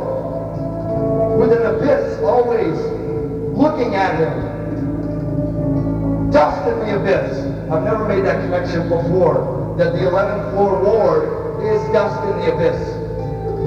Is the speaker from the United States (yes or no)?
yes; Florida, United States; a kid growing up in Florida